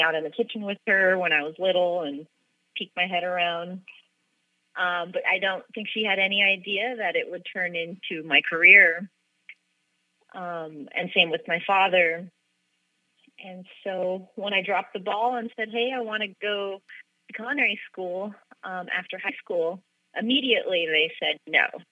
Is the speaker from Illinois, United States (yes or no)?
no; Los Angeles, California, United States; moved away as an adult; now in San Francisco, United States; I grew up in Los Angeles